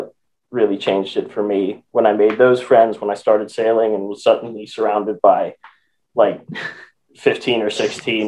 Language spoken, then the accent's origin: English; Western Pennsylvania, United States; I grew up in Western Pennsylvania